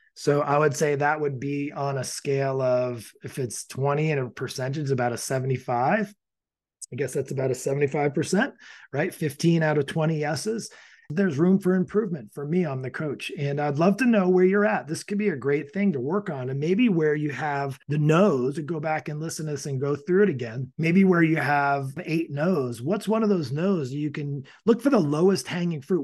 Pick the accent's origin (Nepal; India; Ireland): Ireland; I am Irish